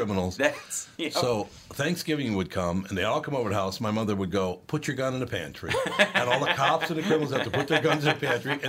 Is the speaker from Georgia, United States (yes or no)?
no; Minneapolis, Minnesota, United States; I grew up in North Minneapolis, which was, you know, Irish, Italian, a lot of Catholics, black people, and Jews.